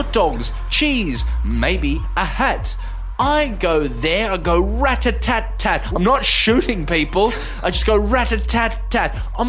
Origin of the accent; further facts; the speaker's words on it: South Africa; Mark, I'm from South Africa.